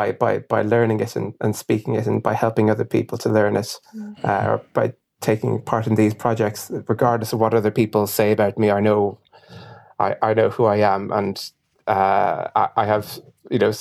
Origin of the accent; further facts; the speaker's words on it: Ireland; I'm half Irish and half Ghanaian.